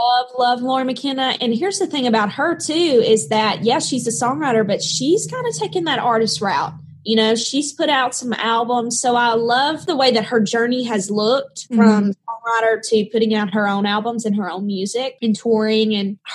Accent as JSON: {"language": "English", "region": "the South", "country": "United States", "accent": "Southern", "said": "This very successful coach is telling me to get rid of my accent."}